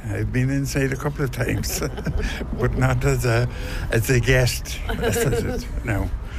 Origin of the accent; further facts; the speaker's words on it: Grange, Connacht, Ireland; now in Maugherow, Ireland; We live in Maharad, just 5 miles up the road. But I was born in the parish of Grange. I moved from Harrow.